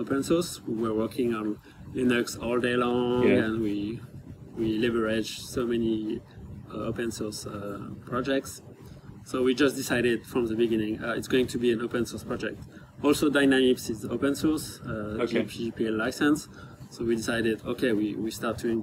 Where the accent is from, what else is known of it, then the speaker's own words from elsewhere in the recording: France; I come from France.